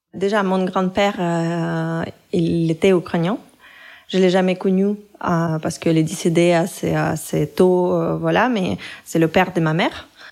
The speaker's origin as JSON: {"language": "French", "country": "Russia", "second_language": "French", "moved": "yes", "said": "je me présentais toujours comme une Russe"}